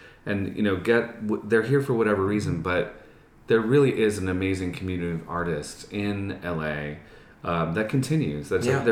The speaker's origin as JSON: {"language": "English", "region": "New York", "country": "United States", "tie": "born or raised there", "moved": "as an adult", "lives_now": "Los Angeles, United States", "said": "I'm from New York. I was born on the Upper East Side and Lenox Hill, and I grew up outside the city, and I went to high school in the Bronx"}